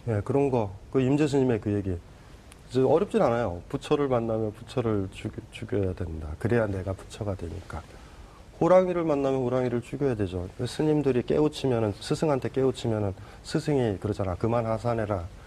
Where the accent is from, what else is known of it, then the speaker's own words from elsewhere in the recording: South Korea; 내가 한국인임을